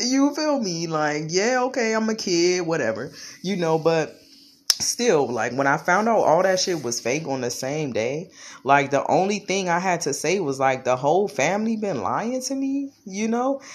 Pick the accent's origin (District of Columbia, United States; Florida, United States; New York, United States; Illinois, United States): District of Columbia, United States; Washington; I was born in Washington, D C, born and raised.